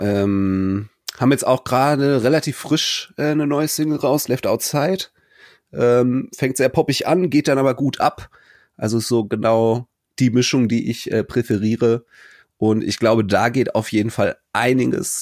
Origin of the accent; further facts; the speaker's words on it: Cologne, North Rhine-Westphalia, Germany; für mich als Kölner